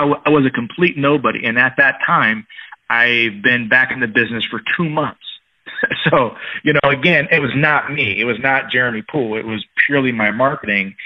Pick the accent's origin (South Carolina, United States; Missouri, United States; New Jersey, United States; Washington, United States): Washington, United States; Tacoma; also born or lived in San Diego, California; came back to my hometown, Tacoma, Washington, which is about 30 miles south